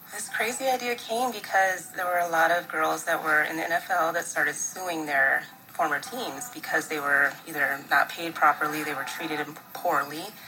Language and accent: English; Seattle, Washington, United States; I'm from Seattle